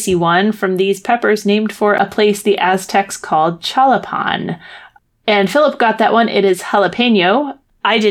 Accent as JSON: {"language": "English", "town": "Worcester", "region": "Massachusetts", "country": "United States", "tie": "born or raised there", "said": "that's my hometown, Worcester."}